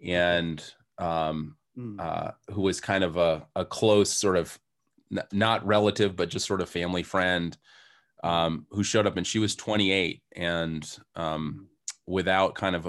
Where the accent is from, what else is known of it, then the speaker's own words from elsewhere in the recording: Hardwick, Massachusetts, United States; So I grew up in Western Massachusetts in a very small town called Hardwick, Mass.